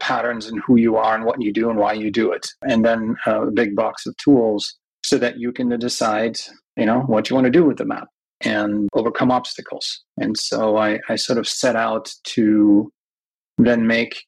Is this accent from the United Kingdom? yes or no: no; Germany; moved away as an adult; also born or lived in United States / San Francisco Bay Area; now in San Francisco, United States; I grew up in Europe, in Germany. I'm a dual citizen. I was actually born in the United States, but when I was about a year and a half old, my parents were Danish and German. Moved back to Europe, and then I grew up like any other German kid.